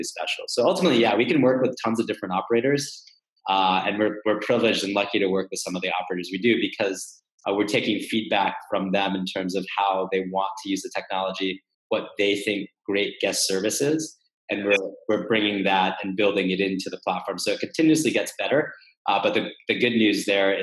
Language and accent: English; Texas, United States; now in New York, United States; I'm from Texas originally